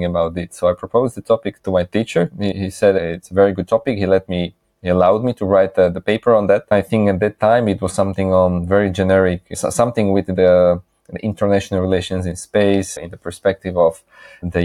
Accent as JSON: {"language": "English", "country": "Slovakia", "moved": "yes", "said": "I did my PhD in my home country in Slovakia"}